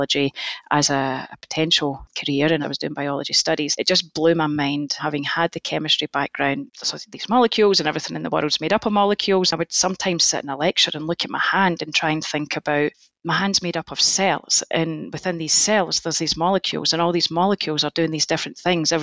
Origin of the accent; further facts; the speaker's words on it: Scotland, United Kingdom; moved away as an adult; now in United States; my home country of Scotland